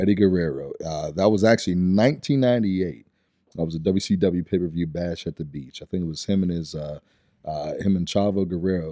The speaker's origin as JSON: {"language": "English", "town": "Pittsburgh", "region": "Pennsylvania", "country": "United States", "tie": "born or raised there", "said": "originally I'm from Stanton Heights area, so right in the Pittsburgh area"}